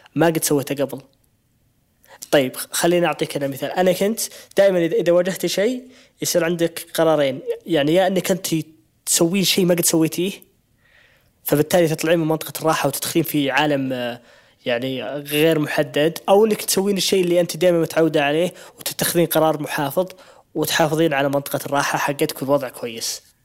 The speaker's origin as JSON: {"language": "Arabic", "country": "Saudi Arabia", "said": "إحنا كمجتمع سعودي"}